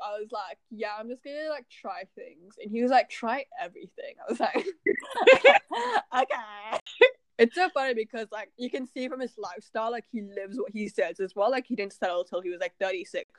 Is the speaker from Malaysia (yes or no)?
yes; Malaysia; growing up in Asia, you just don't. Like, nobody talks about it. Like, you know, in Malaysia